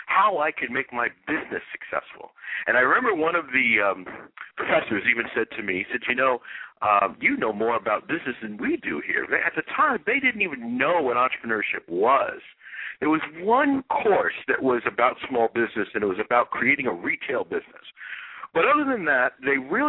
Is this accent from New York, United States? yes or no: yes; New York City, New York, United States; I'm from Brooklyn, New York